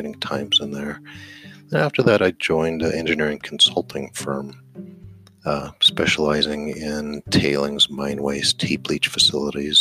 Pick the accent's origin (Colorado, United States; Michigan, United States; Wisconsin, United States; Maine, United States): Colorado, United States; moved away as an adult; also born or lived in New Mexico; I grew up in Colorado.